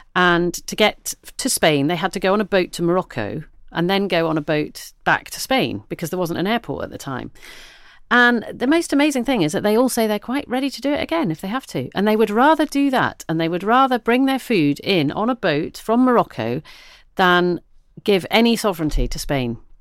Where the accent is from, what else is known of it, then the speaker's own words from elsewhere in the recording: the Southwest, South West England, United Kingdom; I come from the Southwest